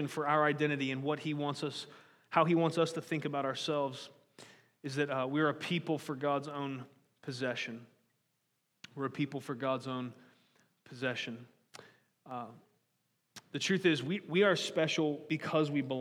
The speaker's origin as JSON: {"language": "English", "country": "United States", "tie": "born or raised there", "said": "born as an American"}